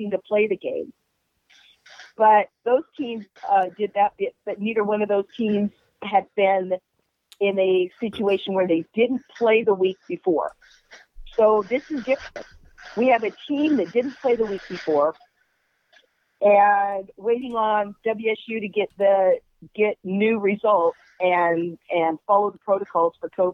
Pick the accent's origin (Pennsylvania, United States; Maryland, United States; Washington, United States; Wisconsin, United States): Washington, United States; Ellensburg; growing up in Ellensburg